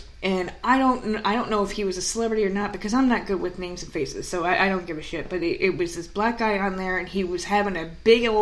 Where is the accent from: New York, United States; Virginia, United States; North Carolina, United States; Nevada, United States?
New York, United States; also born or lived in Ireland (ancestry); now in South Carolina, United States; I'm from New York